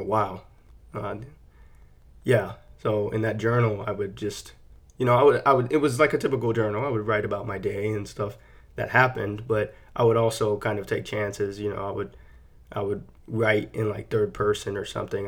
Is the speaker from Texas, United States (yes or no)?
yes; San Antonio, Texas, United States; moved away; I'm born and raised in San Antonio, Texas. That's where I grew up